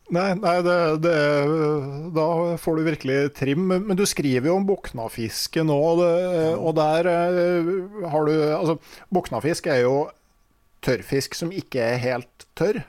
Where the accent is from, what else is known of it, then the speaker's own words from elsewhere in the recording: Innlandet, Norway; der jeg kommer fra, på Innlandet